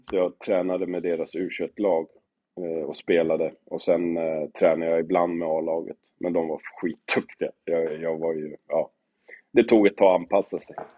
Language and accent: Swedish; Fisksätra, Stockholm County, Sweden; also born or lived in Nacka; jag växte upp i Fisksätra och spelade ungdomsfotboll